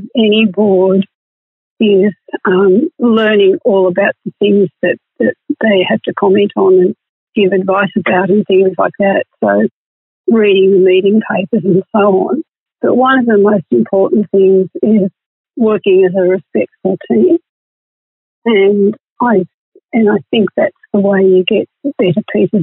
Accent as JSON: {"language": "English", "town": "Inverell", "region": "New South Wales", "country": "Australia", "tie": "born or raised there", "said": "I grew up in Inverell, which is in northern New South Wales"}